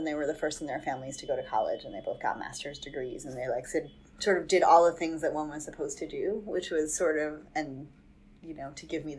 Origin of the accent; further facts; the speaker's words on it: Jericho, New York, United States; also born or lived in Minnesota; now in New York, United States; My mom is from Brooklyn, my dad is from Queens, and I was raised on Long Island.